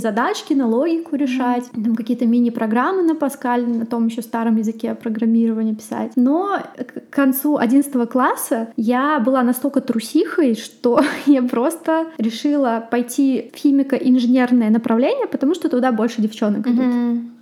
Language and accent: Russian; Russia; moved away as an adult; also born or lived in Sochi, Russia; now in Sweden; Я сама из России